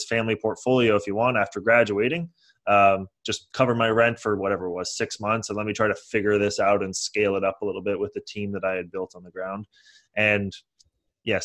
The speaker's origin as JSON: {"language": "English", "town": "San Mateo", "region": "California", "country": "United States", "tie": "born or raised there", "moved": "as an adult", "lives_now": "Los Angeles, United States", "said": "I live in LA now, but I grew up in San Mateo, which is in the San Francisco Bay Area"}